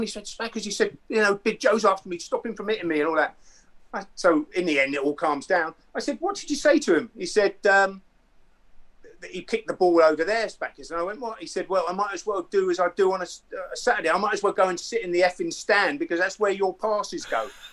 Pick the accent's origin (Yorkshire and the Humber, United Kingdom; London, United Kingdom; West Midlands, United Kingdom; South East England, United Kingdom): South East England, United Kingdom; Andover; also born or lived in Romsey; I was actually born in Romsey, but I was grow, uh, grew up in Andover.